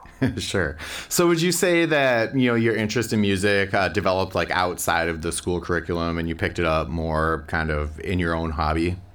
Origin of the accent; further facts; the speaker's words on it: Minneapolis, Minnesota, United States; I too am from the Twin Cities